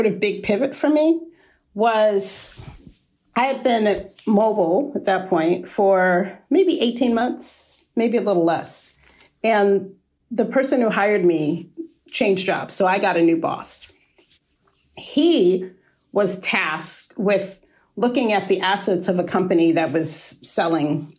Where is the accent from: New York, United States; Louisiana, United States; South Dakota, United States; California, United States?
New York, United States; moved away as an adult; also born or lived in Virginia; I am a New Yorker. I'm from New York.